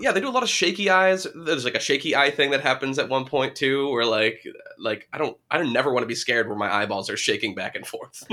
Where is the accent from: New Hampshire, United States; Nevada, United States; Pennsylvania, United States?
New Hampshire, United States; I'm from New Hampshire